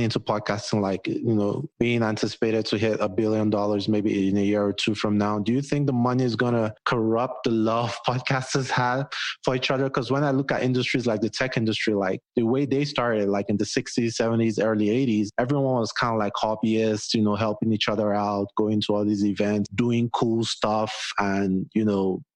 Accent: Nigeria; now in United States; I'm Nigerian

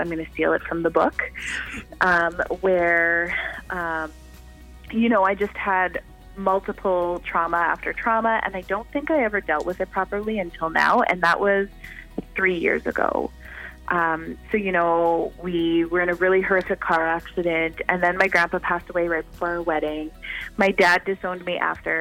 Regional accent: Canada

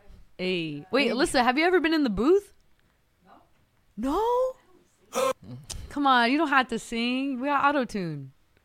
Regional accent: Norwalk, California, United States; I'm from Norwalk.

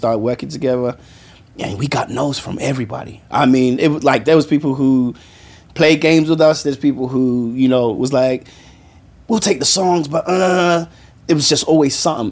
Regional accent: London, United Kingdom; moved away as an adult; born and raised in London, mm-hmm. by Nigerian parents

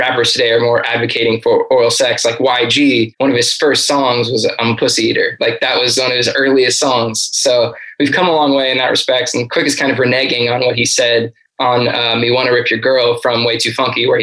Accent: Los Angeles, California, United States; growing up in Los Angeles

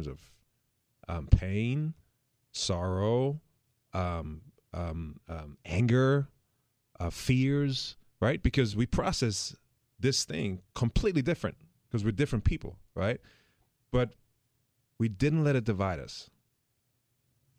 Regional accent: Germany; moved away; I'm from Germany

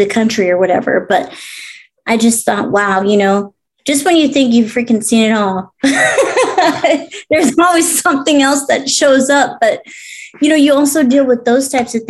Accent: Lake Los Angeles, California, United States; also born or lived in Orange County; we grew up out in Lake LA, which is like out in the Antelope Valley area

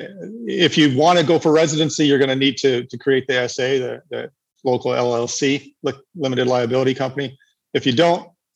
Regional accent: Canada; moved away as an adult; also born or lived in Nicaragua / Panama; I'm a Canadian

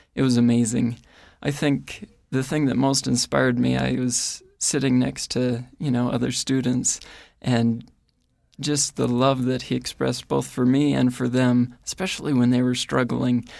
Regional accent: Ohio, United States; moved away as an adult; now in Rexburg, United States; I grew up in Ohio

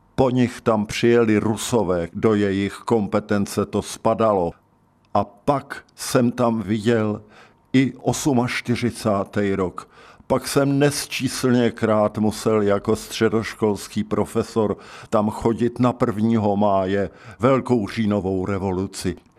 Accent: České Budějovice, South Bohemian Region, Czechia; Narodil jsem se v Českých Budějovicích, kněžské ulici číslo 5

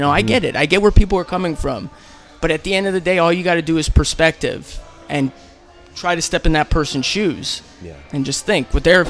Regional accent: San Francisco, California, United States; I mean, it was great. I wouldn't change my life at all.

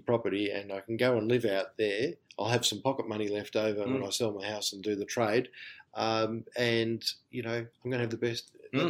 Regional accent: Melbourne, Victoria, Australia; where I'm from Melbourne.

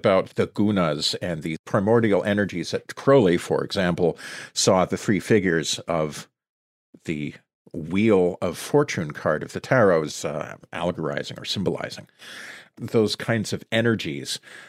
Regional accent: Sudbury, Ontario, Canada; my hometown, Sudbury.

